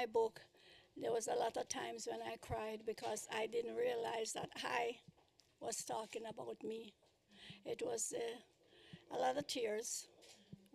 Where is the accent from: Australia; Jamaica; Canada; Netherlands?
Jamaica; Kingston; moved away as an adult; now in United States; I was born in Kingston, Jamaica. I started my business in 1958. I spent 20 years in Jamaica doing music, and I came up here